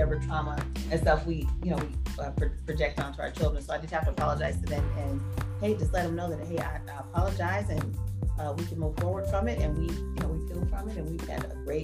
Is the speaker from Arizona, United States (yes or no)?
yes; Phoenix, Arizona, United States; growing up in Phoenix, Arizona